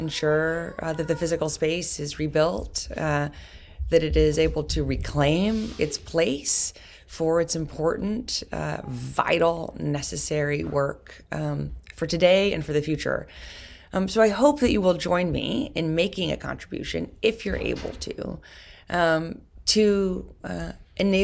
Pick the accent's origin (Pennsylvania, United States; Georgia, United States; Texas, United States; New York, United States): New York, United States; New York City; I've been inspired as a New Yorker